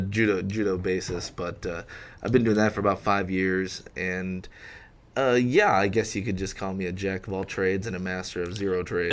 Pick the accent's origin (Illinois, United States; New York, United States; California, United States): New York, United States; Rochester; moved away as an adult; also born or lived in Syracuse, New York; now in Memphis, United States; I was born in Rochester, um, graduated from an all-boys school there